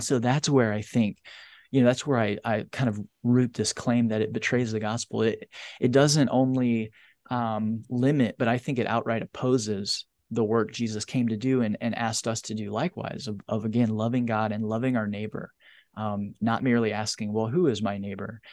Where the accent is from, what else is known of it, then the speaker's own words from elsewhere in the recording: United States; my country